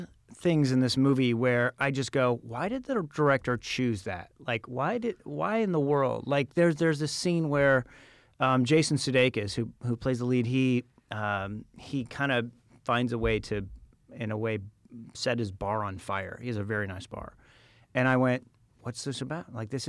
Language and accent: English; Phoenix, Arizona, United States; moved away; also born or lived in Tempe, Arizona; I grew up in Phoenix.